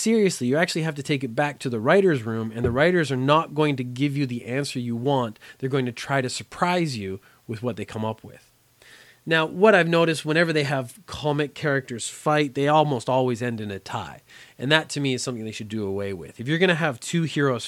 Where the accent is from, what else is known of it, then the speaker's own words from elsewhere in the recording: Canada; also born or lived in Korea; I grew up in Canada, so I had about 12 years of French education